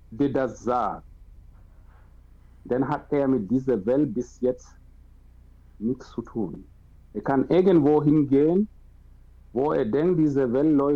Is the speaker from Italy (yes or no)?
no; Cameroon; German is a second language; now in Germany; Klar, ich bin aus Kamerun, aber ich bin wirklich fremd.